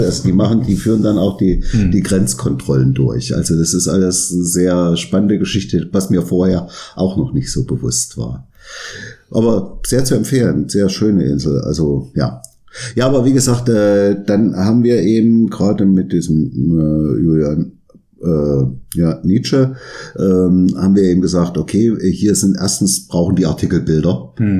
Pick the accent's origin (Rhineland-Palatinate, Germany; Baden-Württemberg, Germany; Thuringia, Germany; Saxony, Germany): Thuringia, Germany; area around Arnstadt; aus meiner Heimat, ich komme ja auch aus Thüringen, mhm. also mhm. Gegend um Arnstadt